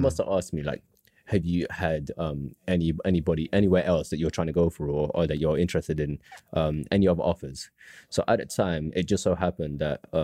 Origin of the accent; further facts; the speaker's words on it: London, United Kingdom; was born in London